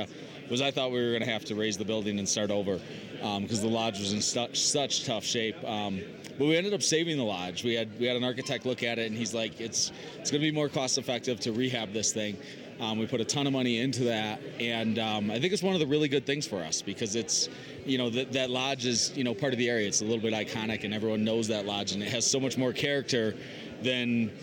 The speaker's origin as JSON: {"language": "English", "region": "Wisconsin", "country": "United States", "said": "I'm from Wisconsin. I learned to ski at a very small ski resort outside Milwaukee"}